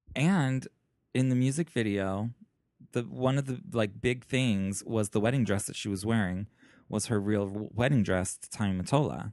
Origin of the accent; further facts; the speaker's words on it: Chicago, Illinois, United States; moved away; I'm from Chicago